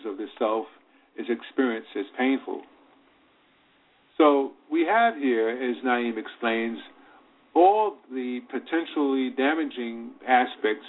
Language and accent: English; New York City, New York, United States; also born or lived in Virginia; I was raised in Virginia, born in Virginia, but raised in Harlem